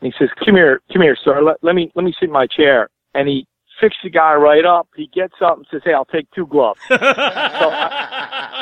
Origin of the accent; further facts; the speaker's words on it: Northeast, United States; I'm from the Northeast.